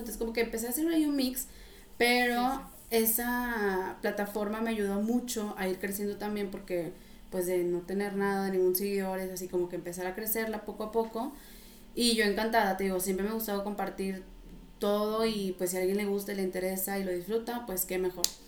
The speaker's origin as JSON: {"language": "Spanish", "town": "Reynosa", "region": "Tamaulipas", "country": "Mexico", "tie": "born or raised there", "also_born_or_lived": "Monterrey, Mexico / France", "moved": "as an adult", "said": "Yo soy originaria de Reynosa"}